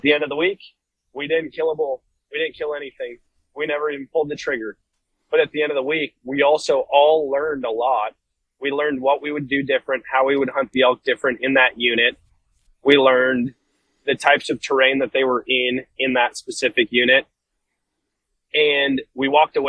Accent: Wisconsin, United States; coming from the Midwest, yeah, you could, like, growing up in Wisconsin

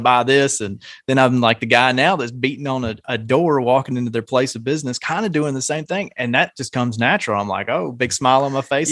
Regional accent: Nashville, Tennessee, United States; I'm from around the Nashville area

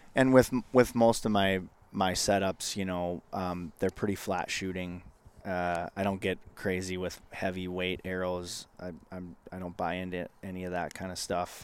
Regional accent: Northwest Minnesota, United States; when I was growing up in Northwest Minnesota

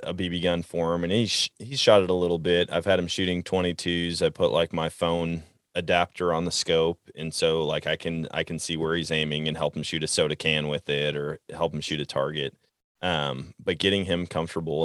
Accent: Wisconsin, United States; now in Missouri, United States; I grew up in Wisconsin hunting whitetail deer

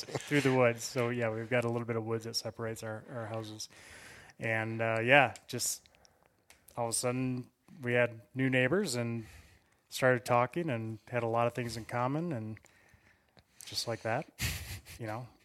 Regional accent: Wisconsin, United States; moved away as an adult; now in Colorado, United States; I hail originally from Wisconsin. Grew up, uh, literally a five-minute bike ride from the Mississippi River

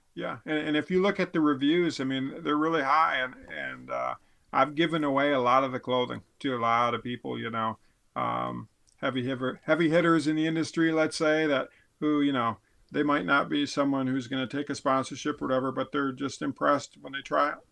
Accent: Midwest, United States; a Midwesterner or whatever, a guy who doesn't live with elk

